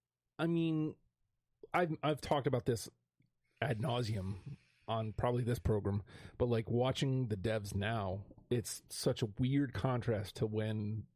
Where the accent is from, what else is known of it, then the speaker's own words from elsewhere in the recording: Philadelphia, Pennsylvania, United States; I'm from Philly